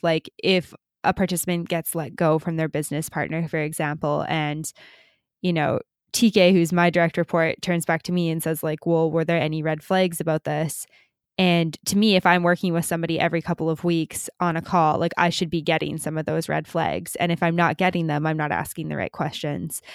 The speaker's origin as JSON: {"language": "English", "country": "Canada", "moved": "as an adult", "said": "we're both Canadian"}